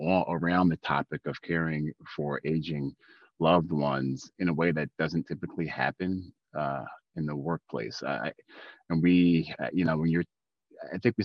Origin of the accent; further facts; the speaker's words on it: Baltimore, Maryland, United States; now in Smithfield, United States; I'm from Baltimore originally, living up in Smithfield, Rhode Island now.